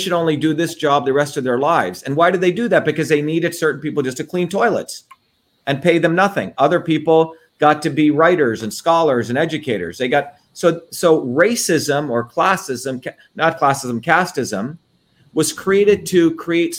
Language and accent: English; Mumbai, Maharashtra, India; moved away; also born or lived in Livingston, New Jersey, United States; when I grew up in Bombay, in our apartment, you had Hindus, Muslims, Jains, Zoroastrians, Christians, all living in peace